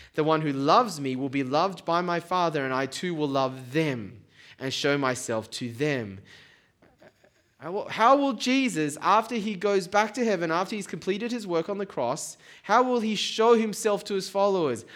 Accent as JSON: {"language": "English", "country": "Taiwan", "moved": "yes", "lives_now": "Sydney, Australia", "said": "I come from Taiwan"}